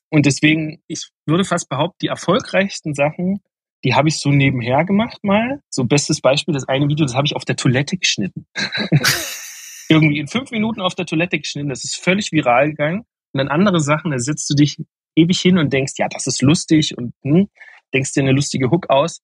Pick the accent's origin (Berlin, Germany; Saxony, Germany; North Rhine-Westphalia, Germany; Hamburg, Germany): Saxony, Germany; Meissen; also born or lived in Dresden; ich komme aus Meißen ursprünglich, was ja aber dieselbe Region ist.